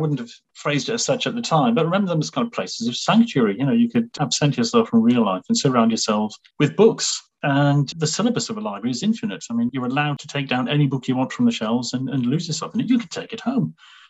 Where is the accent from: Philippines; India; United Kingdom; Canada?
United Kingdom; Newcastle, North East England; So that's where I grew up. I went to school there. I went to, well, it was initially a grammar school in the west end of Newcastle